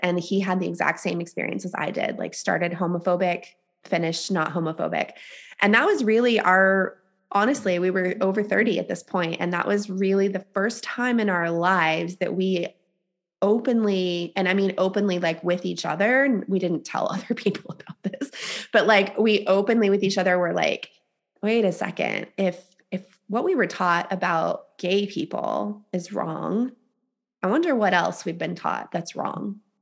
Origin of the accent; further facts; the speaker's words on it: the Bible Belt, the South, United States; I was raised in the South, um, in the Bible Belt